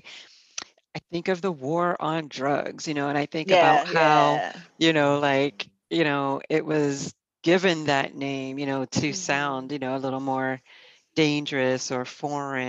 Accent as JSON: {"language": "English", "town": "Boston", "region": "Massachusetts", "country": "United States", "tie": "born or raised there", "moved": "yes", "lives_now": "New York, United States", "said": "I grew up mostly in Boston"}